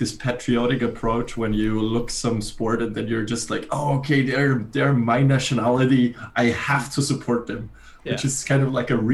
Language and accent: English; Graz, Styria, Austria; moved away as an adult; now in Copenhagen, Denmark; I am from Graz in Austria, which is the second biggest city